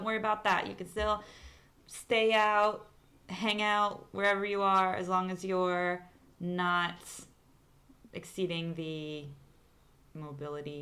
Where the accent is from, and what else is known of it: Arkansas, United States; born or raised there; moved away as an adult; now in Santiago, Chile